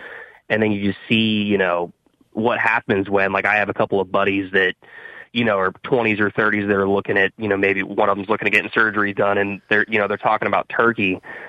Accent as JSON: {"language": "English", "region": "Ohio", "country": "United States", "said": "I'm actually from Ohio."}